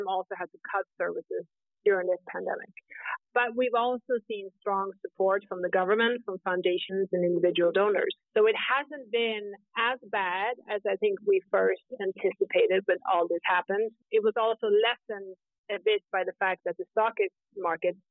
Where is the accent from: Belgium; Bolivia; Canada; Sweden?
Sweden; moved away as an adult; also born or lived in New York City, United States / Scandinavia / Southeast Europe; I am originally from Sweden, but I started my career in tech in New York City